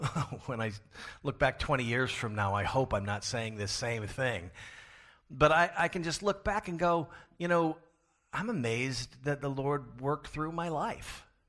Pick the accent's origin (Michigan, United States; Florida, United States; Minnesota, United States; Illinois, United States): Florida, United States; now in Pasadena, United States; my home state of Florida